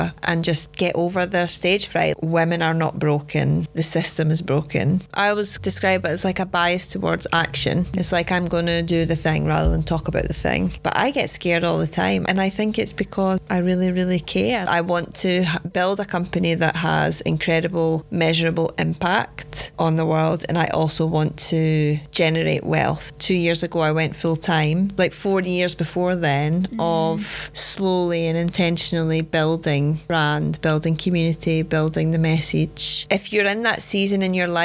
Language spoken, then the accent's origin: English; Scotland, United Kingdom; moved away as an adult; also born or lived in London; now in Sweden; go back to Scotland to be closer to my family